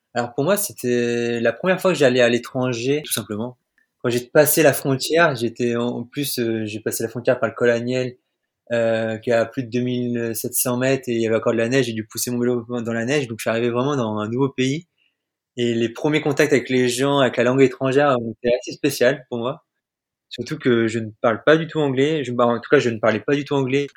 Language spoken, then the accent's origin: French; Normandy, France; also born or lived in Orbec; je viens de Normandie et je suis actuellement en Zambie.